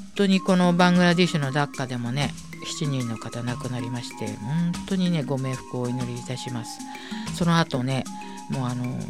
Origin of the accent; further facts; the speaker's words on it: Tokyo, Japan; 私はまあ向島生まれ育ち